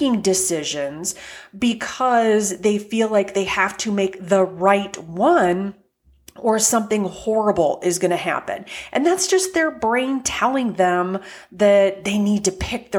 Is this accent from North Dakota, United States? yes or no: yes; Fargo, North Dakota, United States; I grew up in Fargo, North Dakota